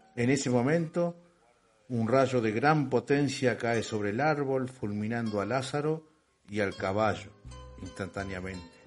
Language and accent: Spanish; Sauce de Luna, Entre Ríos, Argentina; also born or lived in Salta; Conozco bien la zona porque soy de ahí, de Sauce de Luna